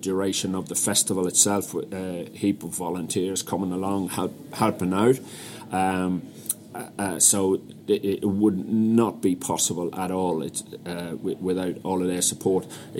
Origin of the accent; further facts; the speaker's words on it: Ireland; In the 80s, it wasn't particularly pleasant being in London as an Irish person, and I never really got over that vibe of always being conscious of my accent.